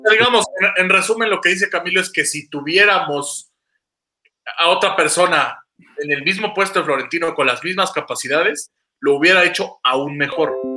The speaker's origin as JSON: {"language": "Spanish", "country": "Mexico", "said": "soy mexicano"}